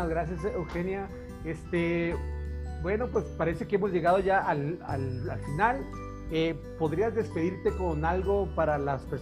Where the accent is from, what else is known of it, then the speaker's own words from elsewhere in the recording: Jalisco, Mexico; Este, pues todos somos de Jalisco entonces, ¿no?